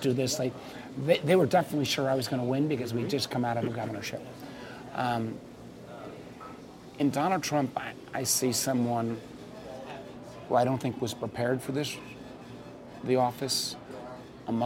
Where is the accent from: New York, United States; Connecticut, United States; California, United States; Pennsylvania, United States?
Connecticut, United States; moved away as an adult; also born or lived in Washington, D.C.; now in Alexandria, United States; move back to Connecticut when I'd gone to high school and my folks lived